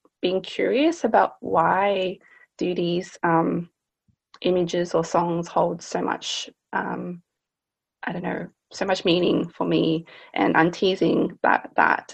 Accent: Australia; growing up in Australia, you're often labeled as Asian

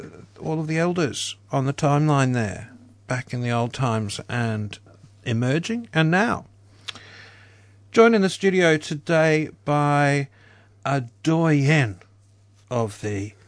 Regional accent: Queensland, Australia; moved away as an adult; also born or lived in Victoria; now in Melbourne, Australia; as a Queenslander who's lived in Victoria now for 16 years

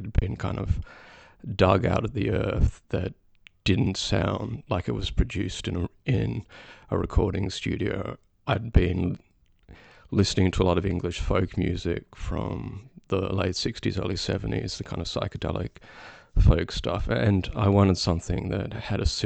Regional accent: Melbourne, Victoria, Australia; moved away as an adult; now in United Kingdom; I'm from Melbourne, and I relocated to the UK in 2019

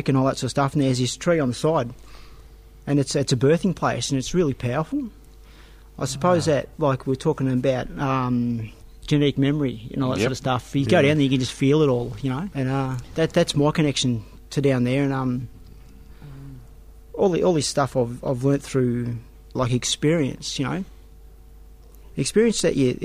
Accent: Horsham, Victoria, Australia; I grew up in Horsham, and just around that area, I haven't travelled much because that's home to me.

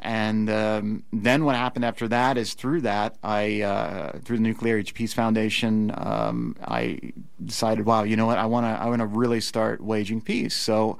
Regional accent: Nevada City, California, United States; also born or lived in Los Gatos; I was born here in Nevada City, and I grew up here until I was 10 years old, and then I moved away, and then moved back and forth across the country, and then ended up in Los Gatos, California. And I went to high school there

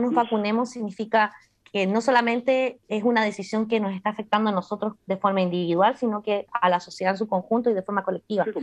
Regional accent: Chile; moved away; soy una chilena migrante, ¿cierto? Viviendo afuera

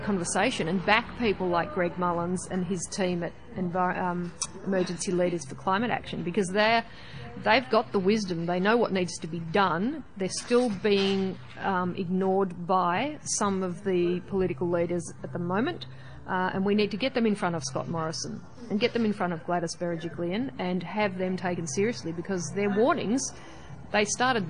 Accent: Melbourne, Victoria, Australia; moved away; I'm from Melbourne originally, so I'm originally a city person.

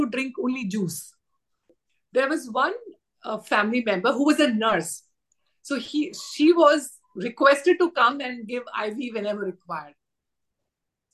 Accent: India; as an Indian female

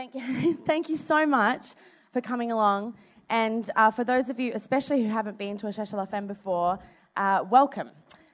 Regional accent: Australia; And plus we're Australian.

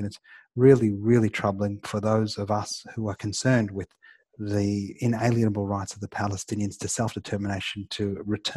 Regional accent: Australia; I'm an Australian

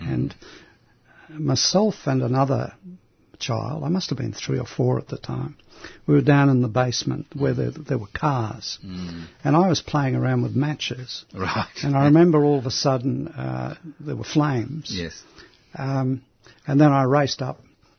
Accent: Sydney, New South Wales, Australia; first language Greek; English is a second language; also born or lived in Brisbane, Australia; I went to Crown Street Primary School in Sydney

